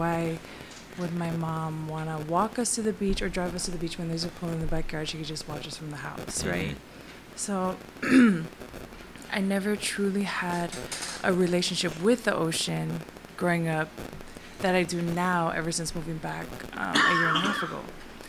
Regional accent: Laie, Hawaii, United States; moved away; also born or lived in Washington; Growing up, I grew up in La'i, and we were one of the only houses with a pool in the backyard.

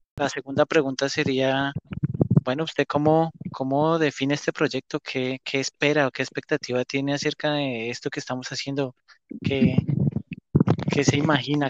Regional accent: Bogotá, Colombia; moved away; yo soy de Bogotá, Colombia. Actualmente estoy en otro país

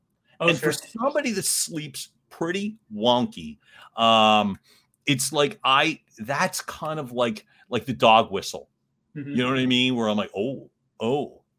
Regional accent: Philadelphia, Pennsylvania, United States; the way that we grew up in Northeast Philly.

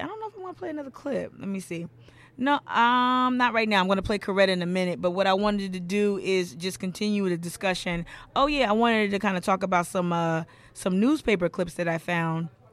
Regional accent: Charleston, South Carolina, United States; my hometown favorite, Septima Clark

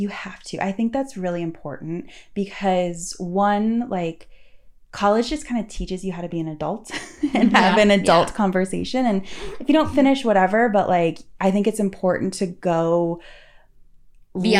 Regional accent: near Boston, Massachusetts, United States; also born or lived in New York City; now in Los Angeles, United States; my parents always treated Boston as if like it's just right there because it's like a 20-minute drive

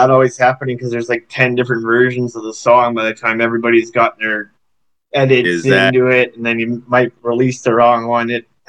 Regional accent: Canada; accent: Canadian; It's probably my Canadian accent.

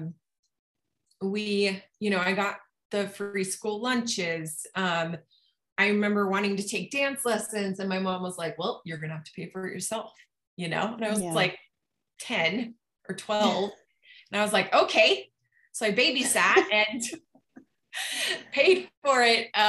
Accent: Utah, United States; also born or lived in Rexburg, Idaho; I lived with my mom in Utah during the school year

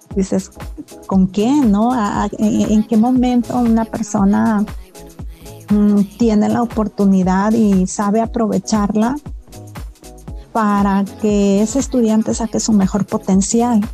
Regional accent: Los Mochis, Sinaloa, Mexico; moved away as an adult; now in Guadalajara, Mexico; a mí la ciudad de los mochis ya me quedaba chica, yo soy de Sinaloa

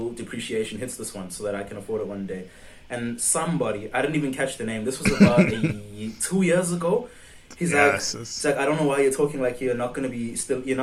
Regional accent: South Africa; I'm from South Africa

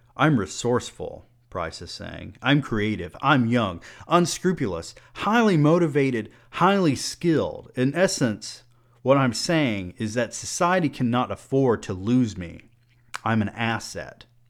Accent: Georgia, United States; I am also a rural southern man. I grew up in Georgia

